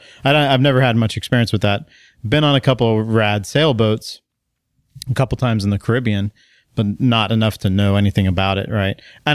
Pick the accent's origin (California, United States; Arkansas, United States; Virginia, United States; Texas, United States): Texas, United States; Where I grew up in Texas, it's lakes and it's all ski boats and...